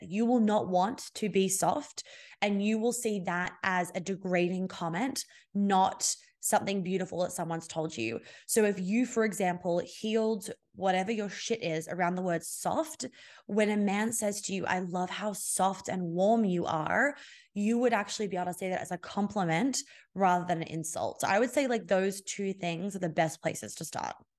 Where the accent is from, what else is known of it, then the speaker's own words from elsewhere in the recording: Australia; I'm Australian